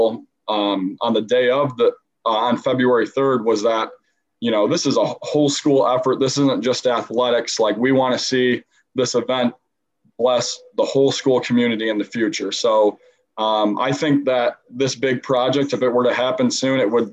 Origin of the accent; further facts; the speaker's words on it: South Butler, New York, United States; also born or lived in Wolcott, New York; I am from, my home is South Butler, New York